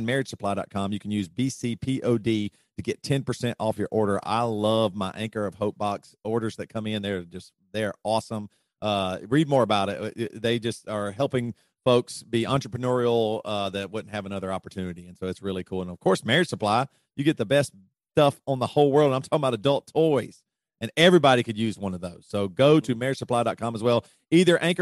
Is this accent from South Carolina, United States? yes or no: yes; South Carolina, United States; also born or lived in Charlotte, North Carolina; now in Midwest, United States; We're both from South Carolina.